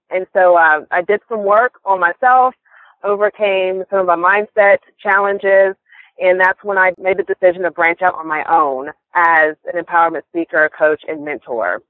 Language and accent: English; Atlanta, Georgia, United States; moved away as an adult; now in Pensacola, United States; I am originally from Atlanta, Georgia, and I moved here to Pensacola about 7 years ago when I met my husband